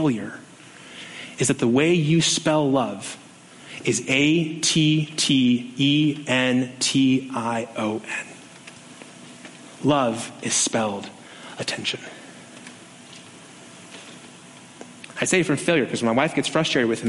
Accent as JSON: {"language": "English", "town": "Las Vegas", "region": "Nevada", "country": "United States", "tie": "born or raised there", "said": "growing up on the Strip"}